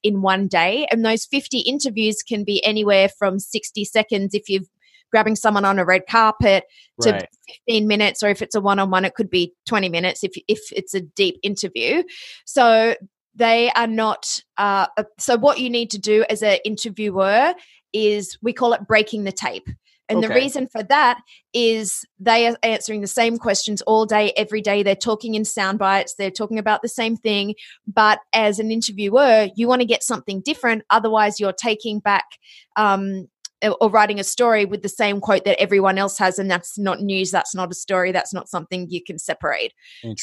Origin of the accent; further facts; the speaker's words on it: Australia; accent: Australian; moved away as an adult; also born or lived in Ohio, United States / Los Angeles, United States; my origin story starts in Australia. You might be able to tell from the accent.